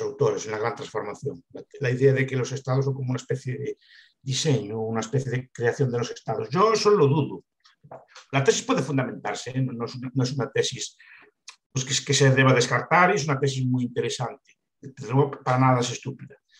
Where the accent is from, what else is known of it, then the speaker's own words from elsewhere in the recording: Galicia, Spain; visto como un gallego de mi época y de mi edad